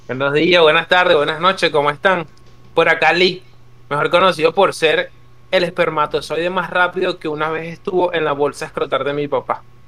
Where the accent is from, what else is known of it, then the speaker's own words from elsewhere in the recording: Caracas, Capital District, Venezuela; now in Argentina; yo nací en Caracas, en un cerro, que es como una montaña forrada de casas